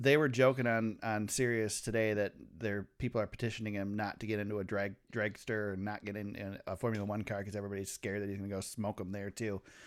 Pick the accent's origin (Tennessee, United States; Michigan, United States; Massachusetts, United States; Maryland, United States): Michigan, United States; we're from Michigan